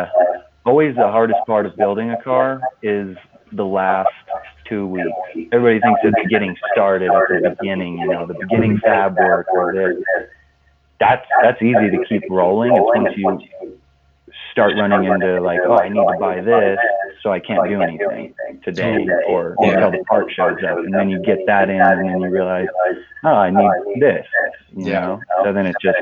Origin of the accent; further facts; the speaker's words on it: Cortez, Colorado, United States; also born or lived in Moab, Utah; my hometown, Cortez